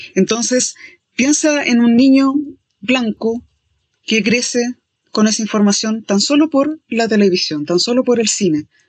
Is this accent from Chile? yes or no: yes; Chile; somos de Chile